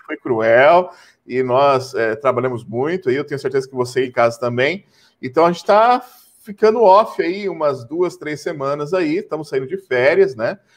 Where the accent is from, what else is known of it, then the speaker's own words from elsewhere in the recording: Brazil; como bons brasileiros